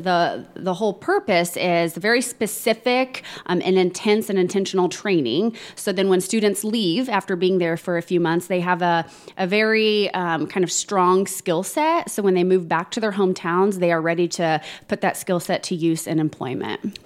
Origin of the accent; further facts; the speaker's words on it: Plainfield, Indiana, United States; born and raised and still currently live in Plainfield